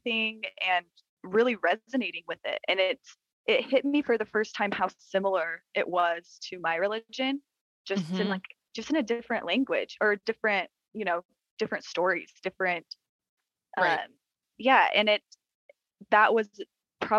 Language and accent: English; Utah, United States; I was born in Utah